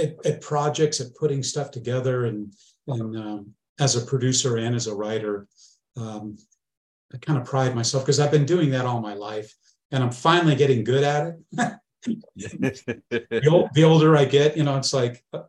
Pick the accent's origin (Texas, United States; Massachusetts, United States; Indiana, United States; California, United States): California, United States; Northern; growing up in Northern California and being in bands